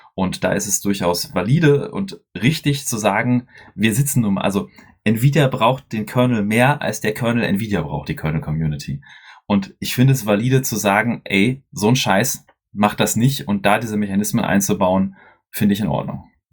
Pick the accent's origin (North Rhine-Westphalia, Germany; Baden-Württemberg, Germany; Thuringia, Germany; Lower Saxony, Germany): North Rhine-Westphalia, Germany; Dortmund